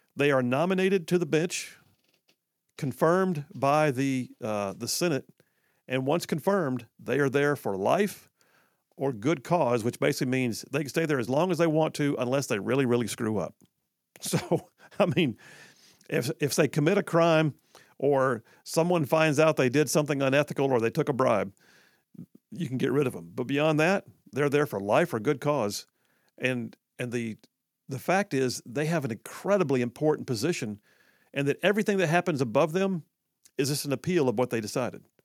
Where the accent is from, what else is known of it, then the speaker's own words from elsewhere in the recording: Huntsville, Alabama, United States; when I was growing up in Huntsville